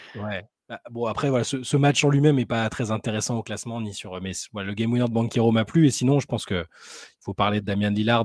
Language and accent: French; France; on est français